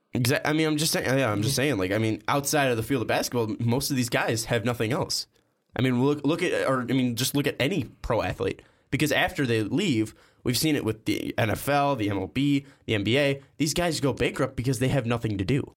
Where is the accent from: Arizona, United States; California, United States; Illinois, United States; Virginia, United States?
Illinois, United States; Chicago; we're from Chicago